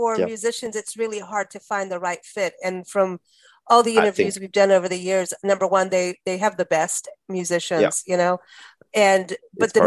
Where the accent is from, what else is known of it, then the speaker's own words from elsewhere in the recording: South Africa; also born or lived in England; now in United States; I grew up in South Africa